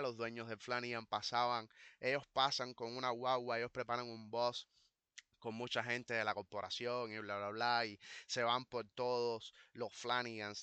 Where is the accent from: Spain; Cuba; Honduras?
Cuba; A nosotros los cubanos, a la comunidad cubana